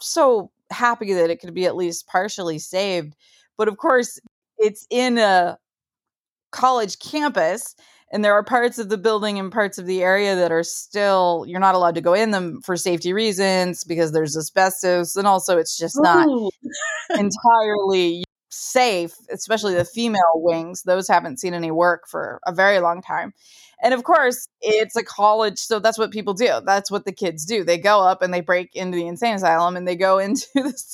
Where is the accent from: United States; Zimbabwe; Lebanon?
United States; as an American